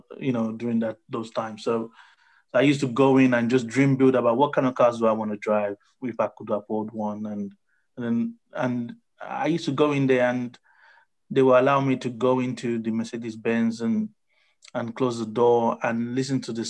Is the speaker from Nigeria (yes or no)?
yes; Nigeria; now in United Kingdom; growing up as a Nigerian